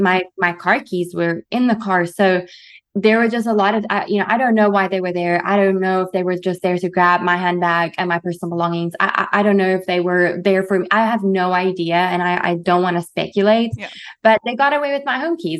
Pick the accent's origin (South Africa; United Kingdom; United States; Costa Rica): South Africa; moved away as an adult; growing up in South Africa